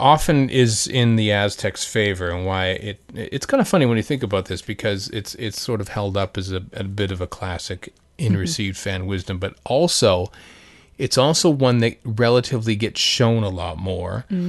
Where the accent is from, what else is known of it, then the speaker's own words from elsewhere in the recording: Canada; Probably because I'm Canadian.